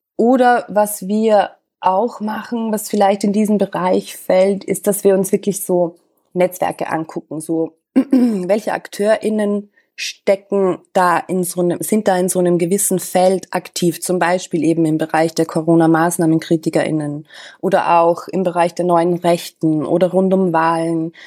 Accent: Austria; moved away as an adult; also born or lived in Vienna; now in Berlin, Germany; Ich bin, das hörst du vielleicht, ich bin Österreicherin.

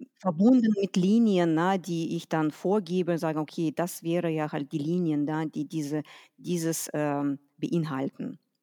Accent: Detmold, North Rhine-Westphalia, Germany; also born or lived in Kazakhstan; komme aus Detmold, äh, geboren bin ich in Kasachstan. So seit 94 sind wir hier in Deutschland

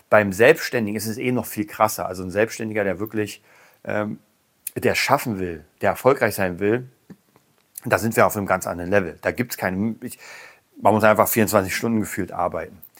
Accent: Berlin, Germany; ich komme aus Berlin, hier gibt es eine ganze Menge Penner.

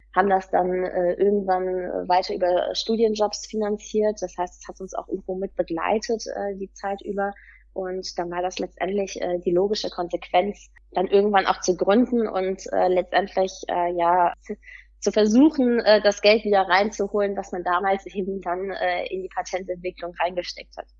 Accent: Cologne, North Rhine-Westphalia, Germany; komme aus Köln

